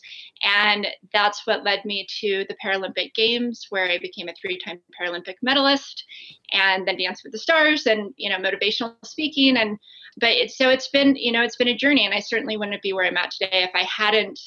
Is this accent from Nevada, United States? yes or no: yes; Las Vegas, Nevada, United States; I grew up in Las Vegas